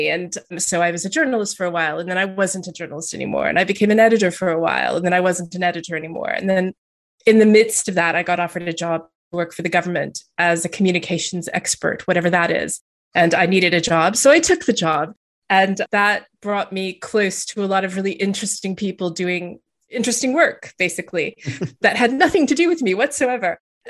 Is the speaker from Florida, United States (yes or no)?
no; Texas, United States; moved away as an adult; also born or lived in Montana / Louisiana; now in England; I grew up all over the place. My parents moved a lot. So I lived in the US. I was born in the US, actually. And I lived there until I was in my 20s. And then I moved to England. So I grew up in Texas a bit and in Montana a bit and in Louisiana a bit.